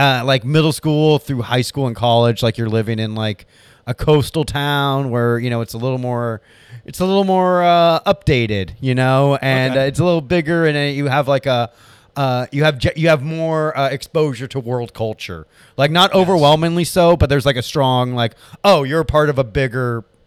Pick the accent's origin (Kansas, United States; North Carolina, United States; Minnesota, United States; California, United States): Kansas, United States; Leavenworth; Leavenworth. You know that Fort Leavenworth is where they put like super criminals and shit, you know?